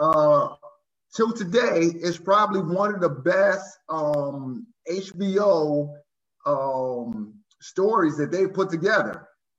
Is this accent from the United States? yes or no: yes; Baltimore, Maryland, United States; moved away as an adult; now in Fredericksburg, United States; Well, born and raised in Baltimore, Maryland, Charm City, not too far from D.C. Currently reside in Fredericksburg, Virginia, but born and raised in Baltimore, Maryland.